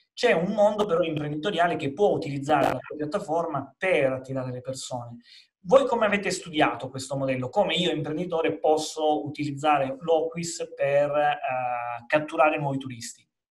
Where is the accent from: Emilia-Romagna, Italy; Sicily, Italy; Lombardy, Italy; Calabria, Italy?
Calabria, Italy; in Calabria, eh, che come sai è la mia terra nativa